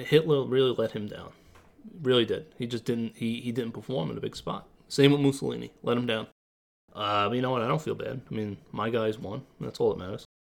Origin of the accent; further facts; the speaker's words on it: Massapequa, New York, United States; we're both from Massapequa, New York